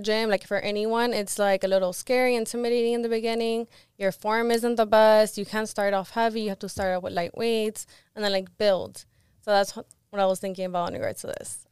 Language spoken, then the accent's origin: English; Miami, Florida, United States; also born or lived in Live Oak, Florida / Gainesville, Florida / Cuba (ancestry); I moved to Miami when I was around ten